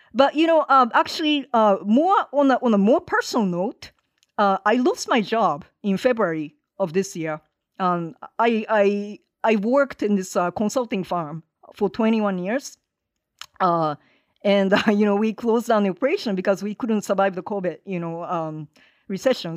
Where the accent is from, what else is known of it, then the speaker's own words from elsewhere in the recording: Hiroshima, Japan; moved away as an adult; now in Los Angeles, United States; I'm based in L A. Uh, I am originally from Japan, have been in this country for thirty-one years now.